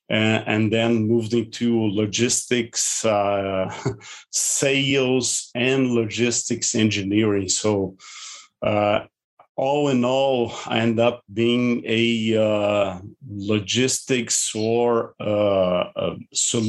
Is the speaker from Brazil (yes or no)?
yes; Brazil; also born or lived in Porto Alegre; I'm born and raised in Brazil from European ancestry